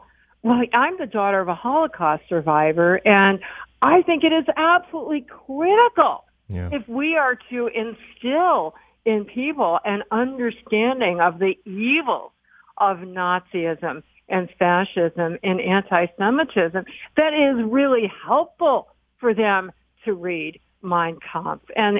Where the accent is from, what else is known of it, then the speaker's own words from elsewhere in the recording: Chicago, Illinois, United States; I grew up in Chicago, a weird place to say the least, but one of the things it had was a little area called Bughouse Square.